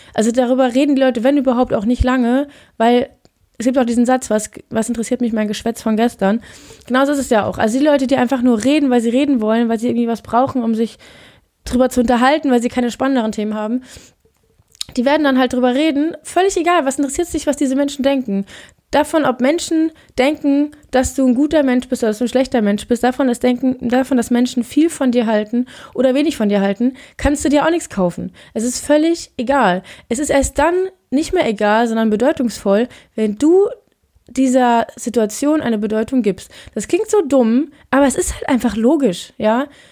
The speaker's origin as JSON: {"language": "German", "country": "Germany", "also_born_or_lived": "Norway", "moved": "yes"}